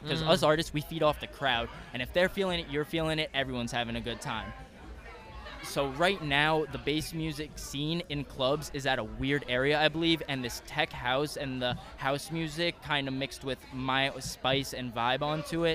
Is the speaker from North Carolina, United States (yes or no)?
no; New York, United States; moved away as an adult; now in Orlando, United States; I was born and raised in New York